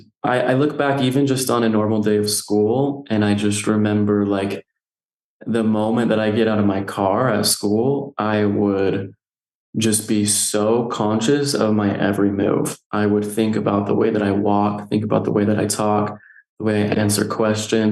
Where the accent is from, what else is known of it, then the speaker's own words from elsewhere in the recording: Nephi, Utah, United States; Growing up, I grew up here in Nephi, Utah, so small town